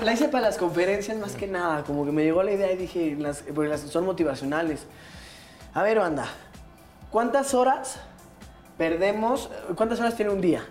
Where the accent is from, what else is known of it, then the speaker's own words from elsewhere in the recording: Mexico City, Mexico; yo crecí en Santa María la Ribera, ah. esta colonia emblemática y enigmática de la Ciudad de México